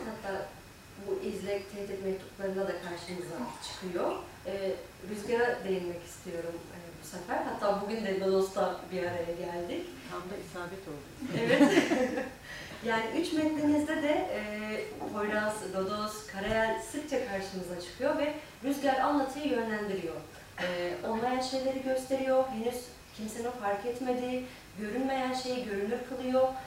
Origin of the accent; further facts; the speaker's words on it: Amasra, Bartın Province, Turkey; Amasralıyım, Bartın Amasra